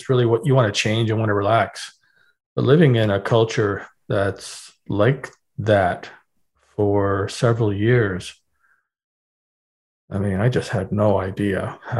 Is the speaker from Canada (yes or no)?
yes; Canada; I'm from Canada.